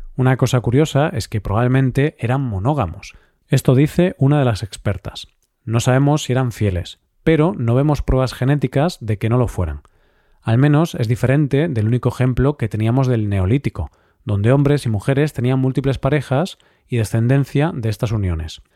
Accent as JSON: {"language": "Spanish", "region": "Galicia", "country": "Spain", "said": "mi tierra, a Galicia"}